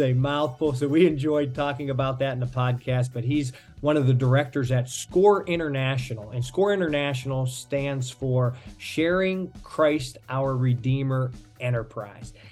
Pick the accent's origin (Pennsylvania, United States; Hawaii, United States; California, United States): Pennsylvania, United States; Pittsburgh; now in South Florida, United States; I'm originally from Pittsburgh. I always tell people it's a great place to be from